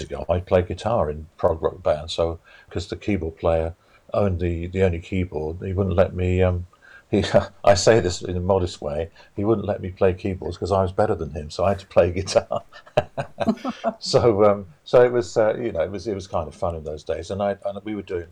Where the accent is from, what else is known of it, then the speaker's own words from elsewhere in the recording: Bishop's Stortford, East of England, United Kingdom; I was born in Bishop Stortford in Hertfordshire